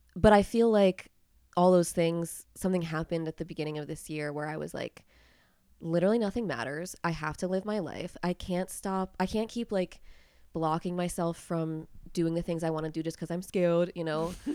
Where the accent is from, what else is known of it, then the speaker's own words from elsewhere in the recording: Pennsylvania, United States; I am actually from Pennsylvania